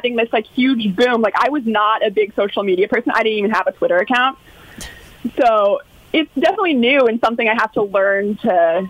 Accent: Sarasota, Florida, United States; we were all born and raised in Sarasota.

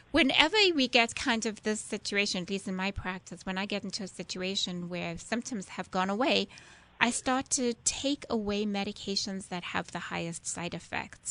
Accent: South Africa; now in United States; I'm originally from South Africa, if you didn't guess from my accent

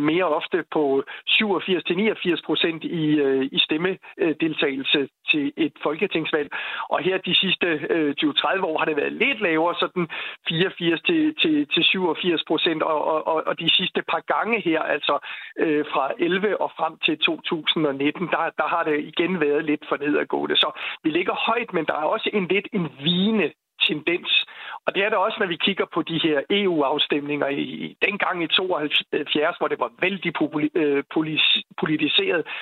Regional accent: Denmark

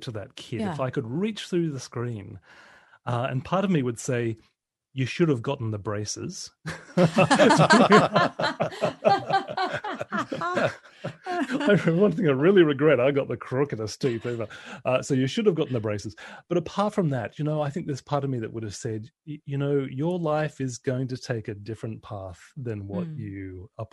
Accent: Brisbane, Queensland, Australia; I was going to be the best DJ in Brisbane, in Queensland, Australia. That was my hometown

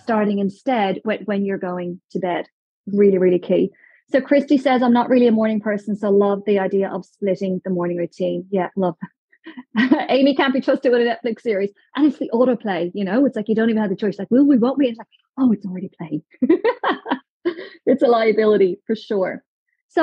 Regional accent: Dublin, Ireland; moved away; I'm from Ireland. So back in Dublin, my parents live 2 miles up a mountain outside Dublin

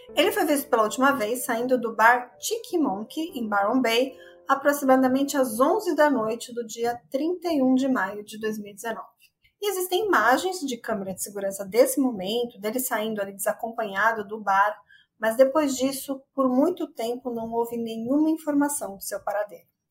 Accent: São Paulo, Brazil; que eu sou de São Paulo

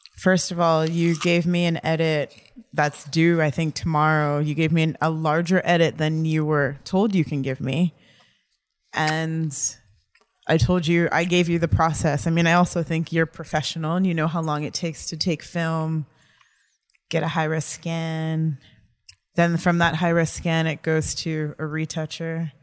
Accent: New York City, New York, United States; I grew up on the Upper West Side

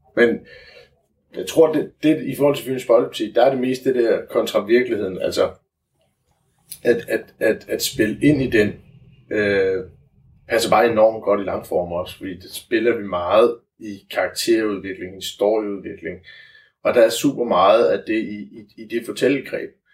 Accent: Funen, Southern Denmark, Denmark; vi er fynboer

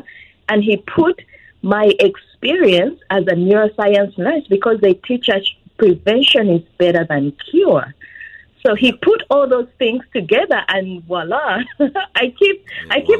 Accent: Uganda; moved away as an adult; now in United States; I am born and raised in Uganda. I've been in the U.S. for about 21 years

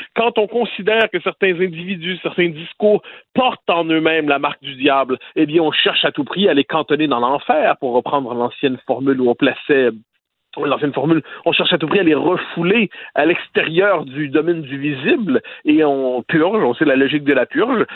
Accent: Quebec, Canada; chez nous au Québec

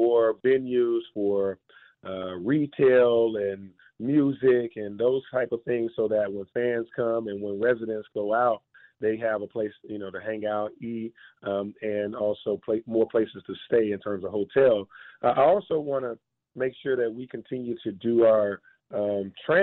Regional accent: Atlanta, Georgia, United States; My hometown

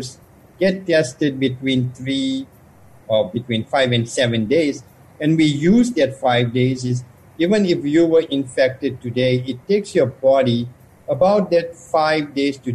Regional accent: South Africa; moved away; I grew up in South Africa

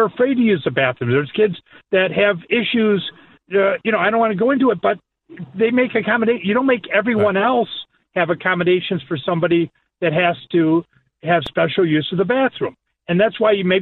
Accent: Chicago, Illinois, United States; I'm not leaving Chicago, by the way. This is my hometown.

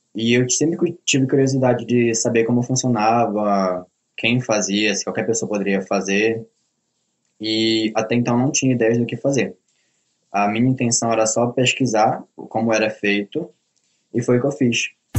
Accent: Belém, Pará, Brazil; eu sou de Belém do Pará, nasci e cresci aqui.

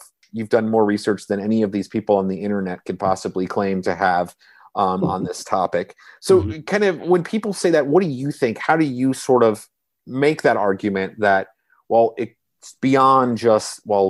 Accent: Washington, D.C. area, District of Columbia, United States; also born or lived in Los Angeles, United States; now in Savannah, United States; I moved here, I grew up in the Washington, D.C. area. Mm-hmm. And then I lived in Los Angeles for a time for 8 years. And then I moved to Savannah.

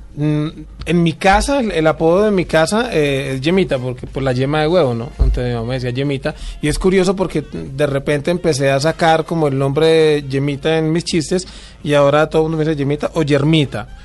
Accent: Cali, Valle del Cauca, Colombia; Yo soy de Cali.

